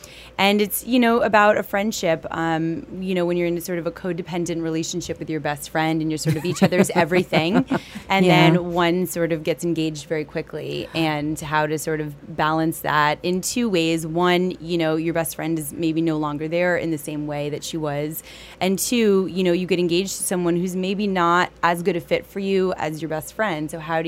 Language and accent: English; Vermont, United States; moved away; I'm from Vermont originally, and so is my writing partner, Stephanie Lynn.